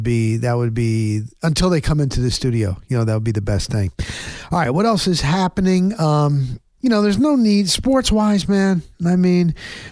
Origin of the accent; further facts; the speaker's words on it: New Jersey, United States; I grew up in New Jersey